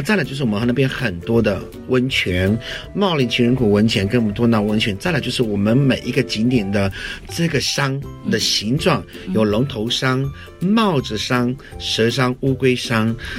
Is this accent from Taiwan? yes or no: yes; Kaohsiung, Taiwan; 我是来自高雄市的卢凯族